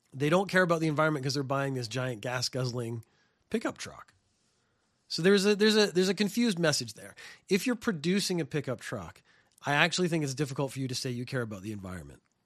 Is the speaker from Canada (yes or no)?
yes; Canada; now in Japan; I come from Canada